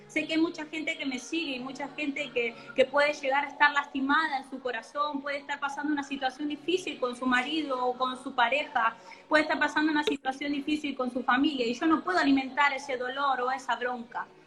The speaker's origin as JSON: {"language": "Spanish", "country": "Argentina", "said": "si bien amo mi país, amo Argentina"}